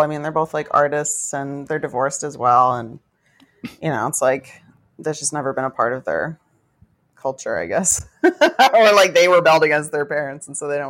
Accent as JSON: {"language": "English", "region": "New York", "country": "United States", "tie": "born or raised there", "said": "I grew up in New York, so I don't think anyone was like, why aren't your parents married?"}